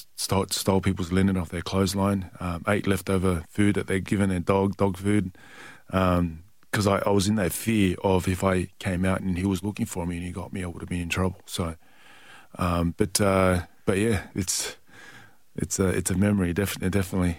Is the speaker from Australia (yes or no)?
yes; Perth, Western Australia, Australia; also born or lived in Tonga; Perth, Western Australia, and that's yeah. my hometown. So yeah. I'm from six one six four South Lake